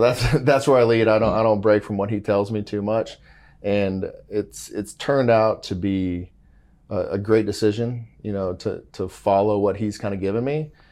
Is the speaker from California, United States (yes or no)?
yes; Mission Viejo, California, United States; moved away; also born or lived in Georgetown, Texas; I grew up in Southern California